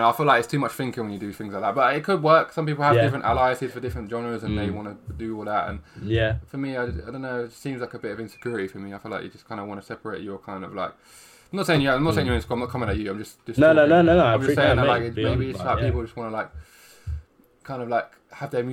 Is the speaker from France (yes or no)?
no; London, United Kingdom; I'm south, bro. I'm south.